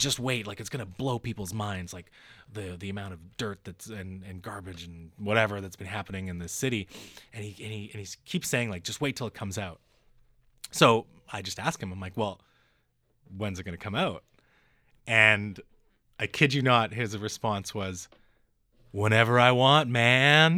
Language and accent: English; North Vancouver, British Columbia, Canada; I live in North Van, and, and I grew up in North